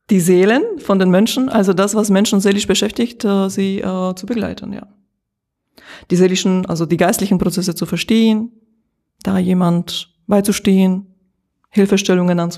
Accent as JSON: {"language": "German", "country": "Slovakia", "tie": "born or raised there", "moved": "yes", "lives_now": "Germany", "said": "Ich bin in der Slowakei geboren und dort aufgewachsen und äh, äh seit knapp 20 Jahren in Deutschland."}